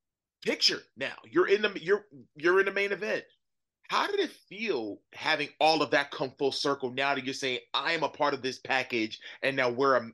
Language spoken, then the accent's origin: English; Northeast, United States; growing up in the Northeast